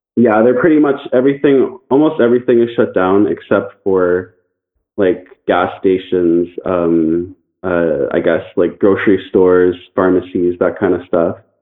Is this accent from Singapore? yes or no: no; Canada; I'm from Canada